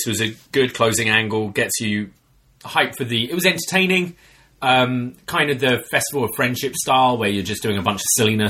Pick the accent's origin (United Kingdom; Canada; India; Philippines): Canada; Vancouver, British Columbia; I'm from Vancouver, and when I saw the seating in the venue, I thought it was too big.